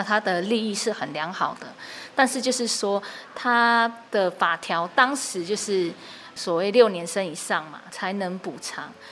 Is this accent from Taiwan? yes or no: yes; Taiwan; 我自己是在部落长大